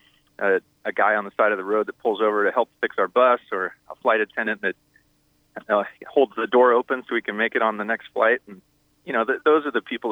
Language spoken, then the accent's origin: English; San Diego, California, United States; we're from San Diego. So, you know, the band grew up surfing together